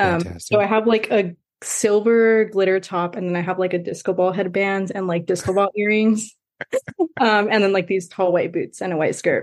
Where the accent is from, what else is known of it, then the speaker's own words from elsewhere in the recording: Montebello, California, United States; I'm a senior studying biomedical engineering, and I'm from Montebello, California